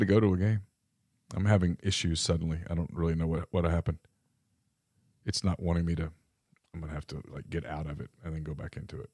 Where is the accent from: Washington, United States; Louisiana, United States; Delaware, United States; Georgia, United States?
Louisiana, United States; Ruston; I grew up in Ruston, Louisiana in the eighties